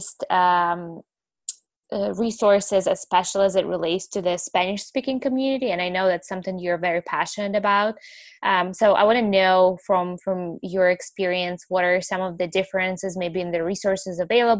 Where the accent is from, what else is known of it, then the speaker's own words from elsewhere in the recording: Ukraine; English is a second language; moved away; I'm from Ukraine, so I speak Russian and Ukrainian